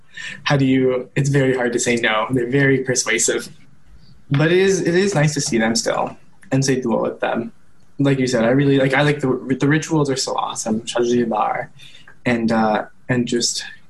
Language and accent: English; Sherwood Park, Alberta, Canada; my whole life I've lived in Sherwood